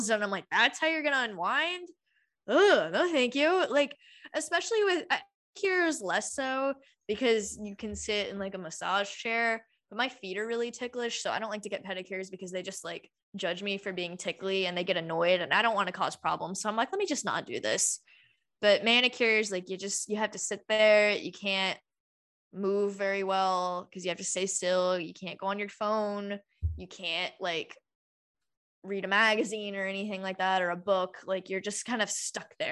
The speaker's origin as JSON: {"language": "English", "region": "Georgia", "country": "United States", "tie": "born or raised there", "said": "we grew up in Georgia"}